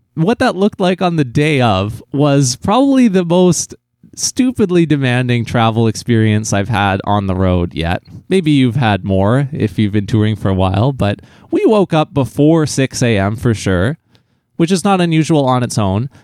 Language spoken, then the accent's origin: English; New Westminster, British Columbia, Canada; my hometown of New Westminster, B C